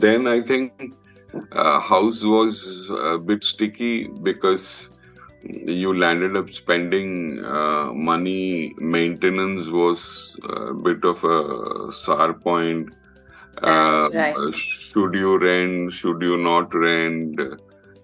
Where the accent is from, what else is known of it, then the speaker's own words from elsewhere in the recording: Mumbai, Maharashtra, India; moved away as an adult; also born or lived in Kerala; I'm born and brought up in Mumbai